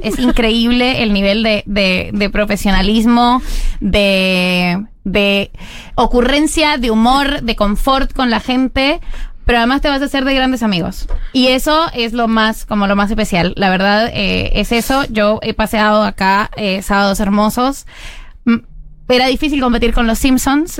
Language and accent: Spanish; Colombia; now in Argentina; yo soy colombiana